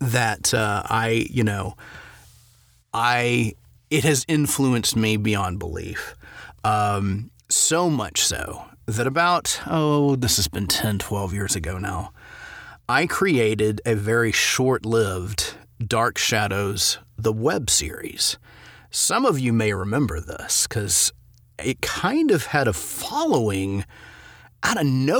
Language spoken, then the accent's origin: English; Memphis, Tennessee, United States; moved away; I grew up partially in Memphis, Tennessee